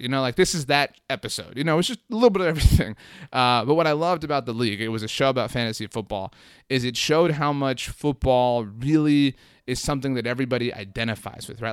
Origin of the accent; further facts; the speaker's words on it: Brownsville, Texas, United States; now in San Antonio, United States; I grew up in Brownsville, Texas.